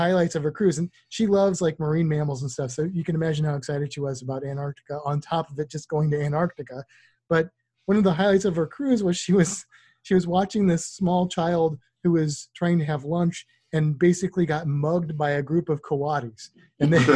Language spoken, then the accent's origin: English; Missouri, United States; now in Florida, United States; I grew up in Missouri